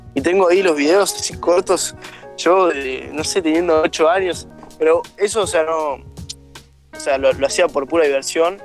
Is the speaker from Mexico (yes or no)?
no; Bella Vista, Buenos Aires Province, Argentina; Yo soy de Bellavista, de, que a 40 kilómetros de Buenos Aires